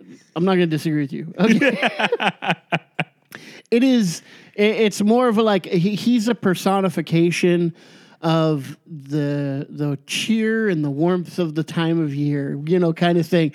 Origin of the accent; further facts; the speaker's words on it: California, United States; I'm a Californian.